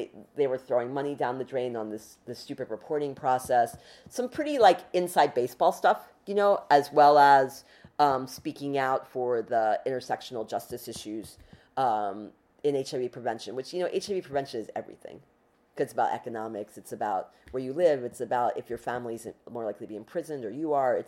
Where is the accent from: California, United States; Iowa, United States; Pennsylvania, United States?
Pennsylvania, United States; Philadelphia; moved away as an adult; also born or lived in New York City; I'm a Philadelphian.